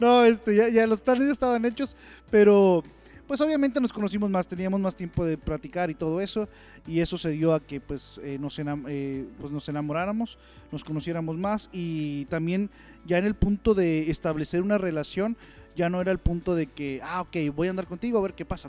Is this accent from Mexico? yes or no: yes; Saltillo, Coahuila, Mexico; yo soy de Saltillo, Coahuila